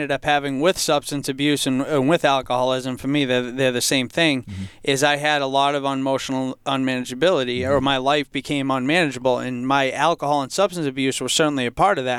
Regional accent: Franklin, United States; Yeah, growing up in Franklin, for most of my life, I felt like I came from a happy, healthy home.

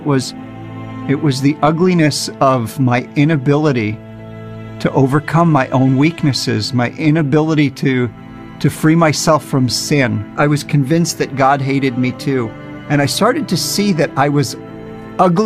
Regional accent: New Jersey, United States; now in Israel; I grew up in New Jersey, very well aware of our Jewish identity

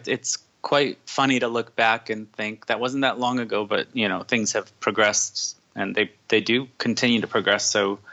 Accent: New Jersey, United States; I grew up in New Jersey

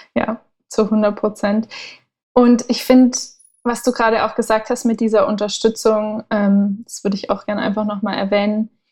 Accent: Southern Germany, Germany; also born or lived in Berlin; now in Portugal; ich komme ursprünglich aus Süddeutschland

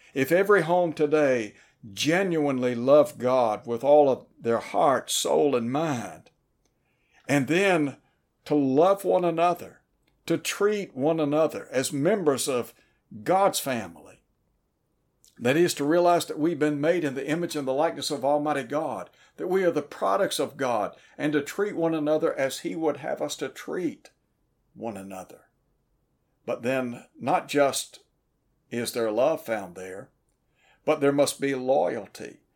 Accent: Chattanooga, Tennessee, United States; When I was a young fella growing up in Chattanooga, Tennessee

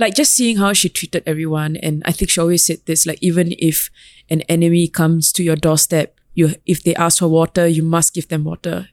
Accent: Singapore; moved away; also born or lived in London; as a Singaporean Tamil

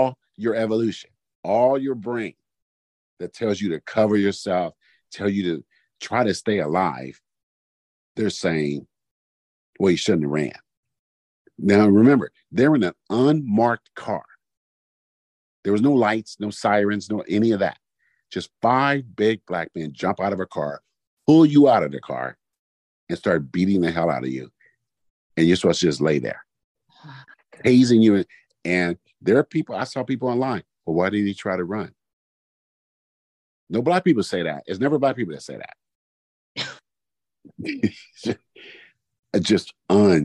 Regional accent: Oakland, California, United States; when I grew up in East Oakland

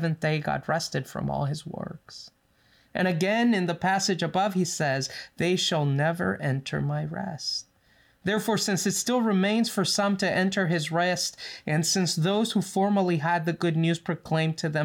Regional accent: Los Angeles, California, United States; now in Loma Linda, United States; we grew up in the San Fernando Valley

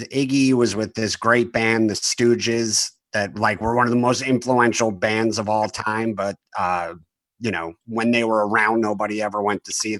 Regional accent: New Jersey, United States; I grew up in Jersey.

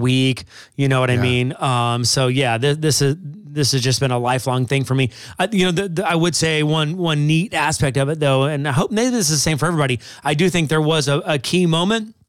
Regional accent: Springfield, Missouri, United States; moved away as an adult; now in Wisconsin, United States; Originally from Missouri. Right. So Springfield, Missouri.

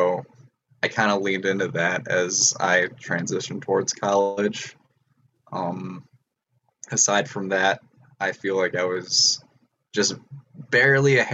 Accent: Antioch, Illinois, United States; I'm from Antioch, Illinois.

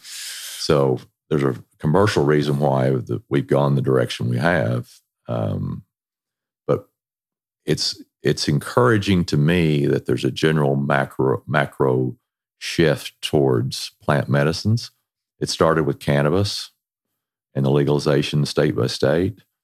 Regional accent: Texas, United States; moved away; we're originally from Texas

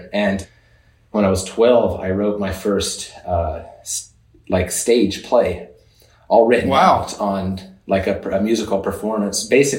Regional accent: Oklahoma, United States; born there; There where I was born in Oklahoma, we had a dairy. Our family had a dairy, ran a small dairy

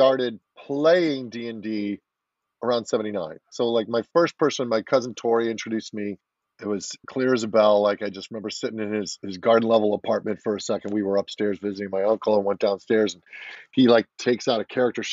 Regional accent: Chicago, Illinois, United States; I'm a Chicago boy, born and raised in Illinois, suburbs outside of Chicago

